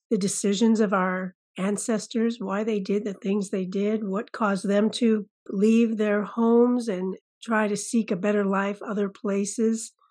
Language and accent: English; California, United States; also born or lived in Massachusetts; now in Oregon, United States; family moved out to the West Coast when I was about five years old. So I, I guess I consider myself a California girl ultimately. Yes, but I was born on the East Coast.